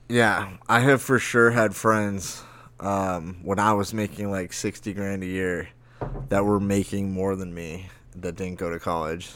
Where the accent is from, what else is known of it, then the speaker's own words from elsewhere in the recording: Lake Havasu City, Arizona, United States; Havasu in my hometown